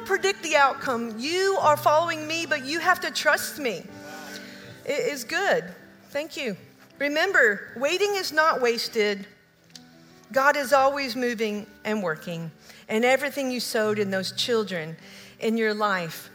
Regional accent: Oak Ridge, Tennessee, United States; moved away; also born or lived in Kentucky; I grew up in Oak Ridge

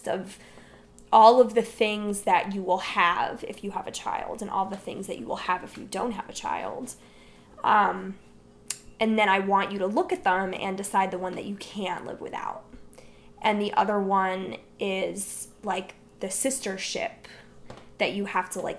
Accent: New Jersey, United States; I grew up in New Jersey

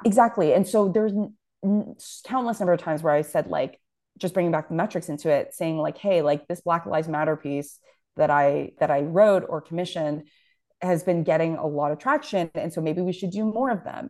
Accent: Toronto, Ontario, Canada; I grew up in Scarborough

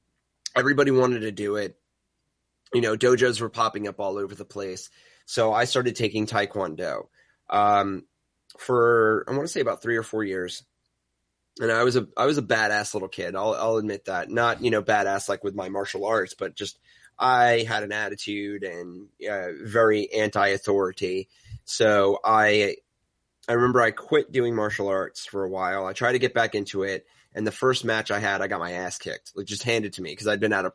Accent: New York, United States; accent: New York; So I get to use my New York accent, which I hide proficiently through non-regional diction practice.

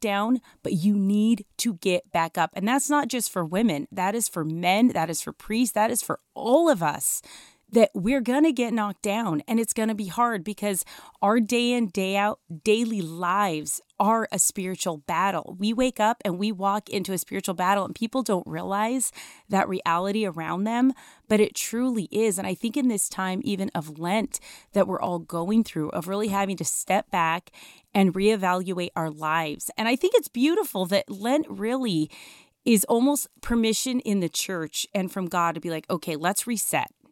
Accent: Denver, Colorado, United States; I grew up in Denver, Colorado

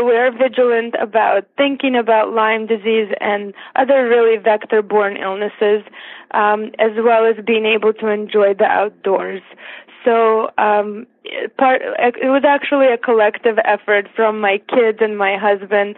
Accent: Siberia, Russia; English is a second language; now in United States; I was actually born in Siberia

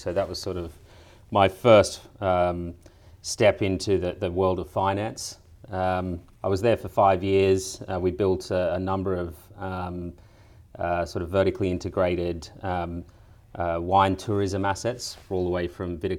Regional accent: Singleton, New South Wales, Australia; born there; also born or lived in Sydney; My background is I was born in the Hunter Valley in a town called Singleton. My family come from a long history of wine up there. I ended up moving to Sydney

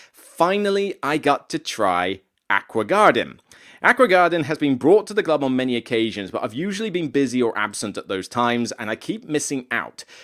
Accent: near Exeter, South West England, United Kingdom; moved away; down in Exeter Way, uh, so close to my neck of the woods, maybe about thirty-five minutes down the road from where my hometown is

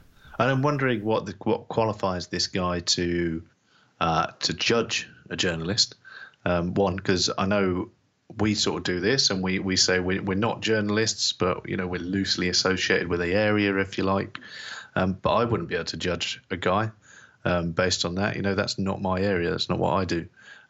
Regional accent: Landstuhl, Rhineland-Palatinate, Germany; born there; So I was born Landstuhl, Germany. And I think I was born in the American hospital, the USAF hospital.

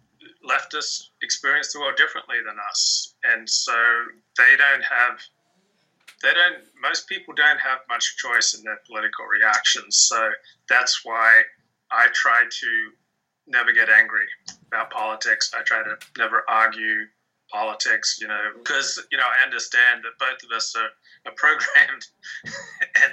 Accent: Australia; I'm from Australia

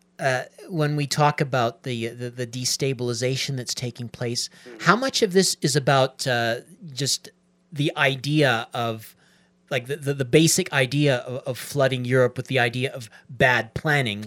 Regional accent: Canada; I'm a Canadian

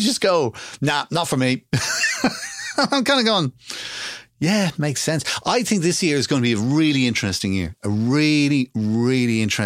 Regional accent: Ireland; we're Irish

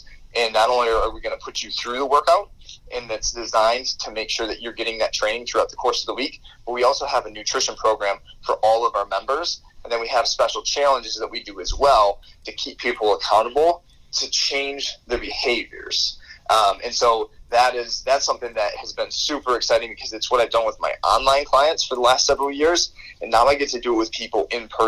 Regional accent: Michigan, United States; my hometown in Michigan

